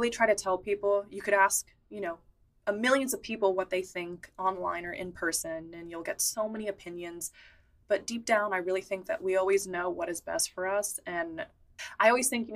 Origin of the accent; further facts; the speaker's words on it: San Francisco, California, United States; I grew up in San Francisco